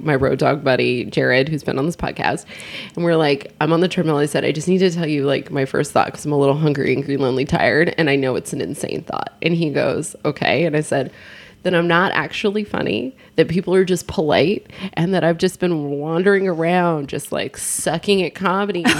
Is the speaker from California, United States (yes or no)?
yes; California, United States; I'm a Californian